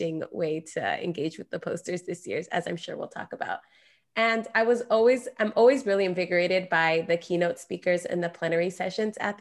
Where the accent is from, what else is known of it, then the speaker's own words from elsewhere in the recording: California, United States; my home state of California